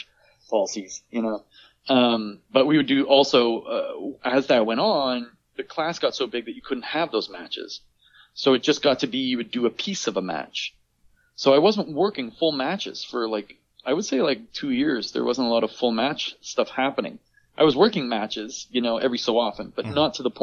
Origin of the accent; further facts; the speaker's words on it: Quebec, Canada; In my hometown so that, you know, I can work here